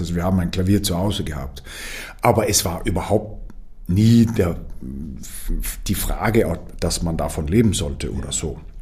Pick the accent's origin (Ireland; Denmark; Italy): Denmark; moved away as an adult; now in Vienna, Austria; man fühlt sich äh, als Däne eigentlich sehr äh, dänisch hier